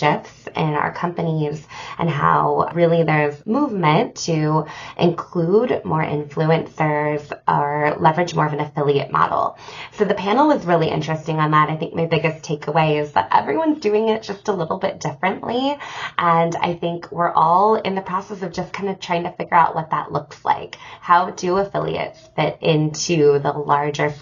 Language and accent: English; United States; being an American here in the U.S.